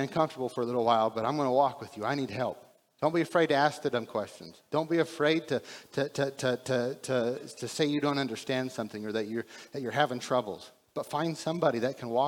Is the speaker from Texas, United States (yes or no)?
yes; Texas, United States; we're from Texas